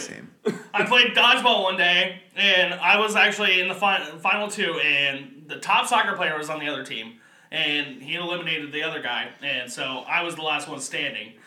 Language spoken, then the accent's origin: English; Kentucky, United States; I'm from Kentucky